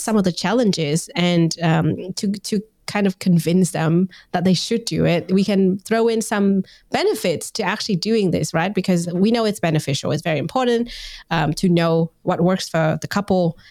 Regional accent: Vietnam; moved away; I'm originally from Vietnam

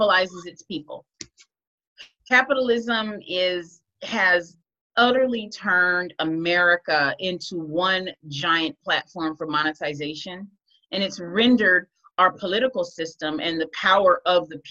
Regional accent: Compton, California, United States; moved away; also born or lived in Georgia; I'm a native Los Angeles, California girl. I was born and raised in Compton.

